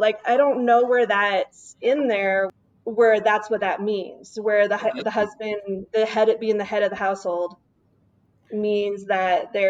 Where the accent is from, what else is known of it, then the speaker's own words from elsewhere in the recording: Washington, United States; also born or lived in South Dakota / Montana; back, I was originally from Washington State.